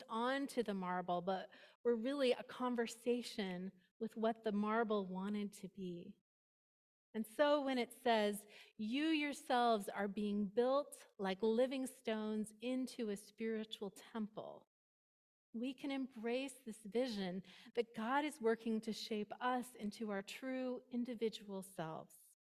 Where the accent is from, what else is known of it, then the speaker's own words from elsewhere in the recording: East Bay, California, United States; moved away as an adult; also born or lived in Bend, Oregon; now in San Francisco Peninsula, United States; I was from the East Bay